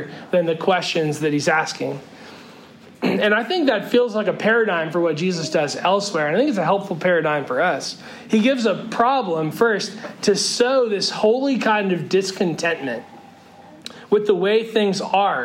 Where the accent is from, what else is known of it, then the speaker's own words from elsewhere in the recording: Northern California, United States; moved away; as a kid growing up in California